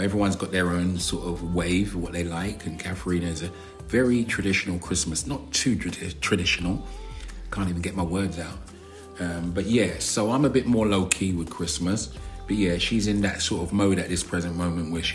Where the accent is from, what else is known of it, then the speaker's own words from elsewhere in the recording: London, United Kingdom; I'm from South London, as you know. And we kind of drag our words and exaggerate our words.